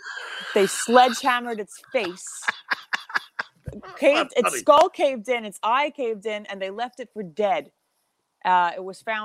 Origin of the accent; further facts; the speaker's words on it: Southold, New York, United States; where I'm from Southfield, we had some pretty good restaurants.